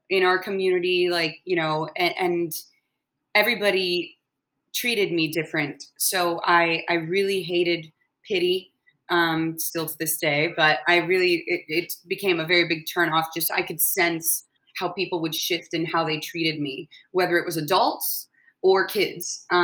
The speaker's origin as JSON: {"language": "English", "town": "Atlanta", "region": "Georgia", "country": "United States", "tie": "born there", "said": "I was born in Atlanta, Georgia, so my whole family we were over there um, for the Olympics."}